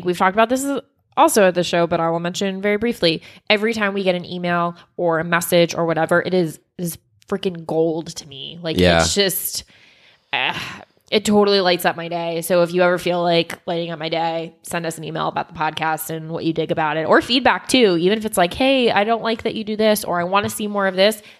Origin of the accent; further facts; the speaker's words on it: Sacramento, California, United States; I'm from Sacramento, California, by the way. If you're ever out here, let me know.